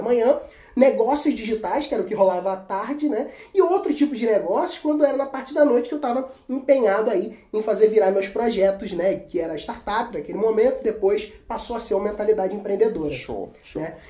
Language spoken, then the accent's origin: Portuguese; Cabo Frio, Rio de Janeiro, Brazil; sou de Cabo Frio, interior do Rio de Janeiro